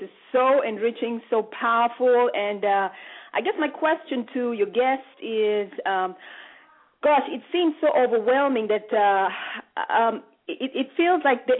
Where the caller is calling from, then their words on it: Allentown, Pennsylvania, United States; I'm calling from Allentown, Pennsylvania.